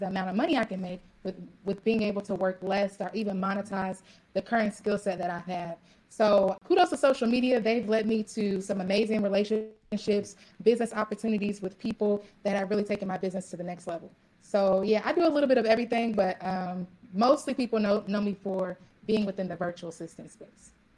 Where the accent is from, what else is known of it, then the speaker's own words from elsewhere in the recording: Louisville, Kentucky, United States; also born or lived in Ohio; now in Dallas, United States; I'm actually originally from Louisville, Kentucky.